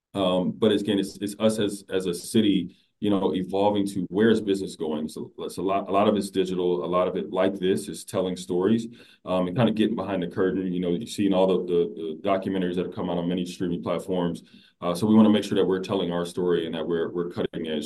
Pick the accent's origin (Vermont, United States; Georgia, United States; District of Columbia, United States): District of Columbia, United States; Washington; I was born in Washington, D.C.